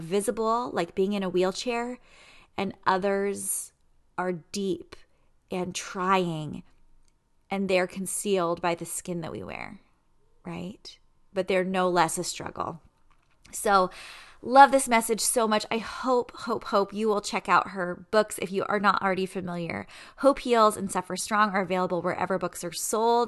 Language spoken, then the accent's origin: English; San Diego, California, United States; moved away as an adult; also born or lived in Virginia; I was raised in San Diego